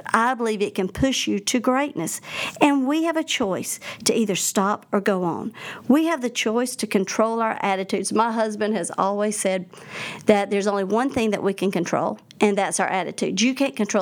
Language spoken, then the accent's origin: English; the South, United States; accent: Southern; I'm from the South. I don't like to actually hear myself on an answering machine because I don't realize how strong of an accent I have